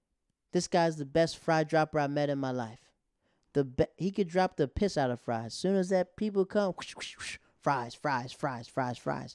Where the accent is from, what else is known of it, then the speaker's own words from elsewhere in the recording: Netherlands; moved away; also born or lived in Japan; growing up in the Netherlands and growing up in Japan